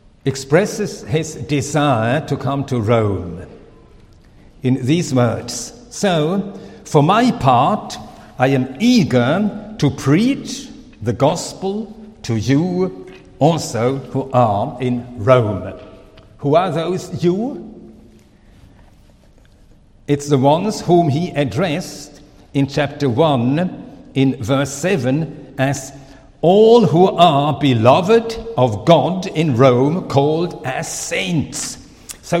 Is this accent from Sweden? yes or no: yes; Sweden; first language Swedish; English is a second language; also born or lived in Finland; now in Switzerland; My mother tongue is really Swedish. I lost my father very early, and my mother, she took us children to Sweden. So by circumstances, I became a Swedish citizen, and my name changed. And so I'm Swedish, but by birth Finnish.